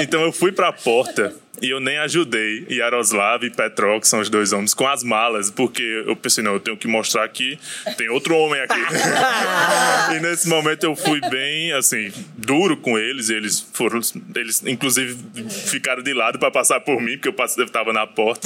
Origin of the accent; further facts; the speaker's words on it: Brazil; quando falava que era brasileiro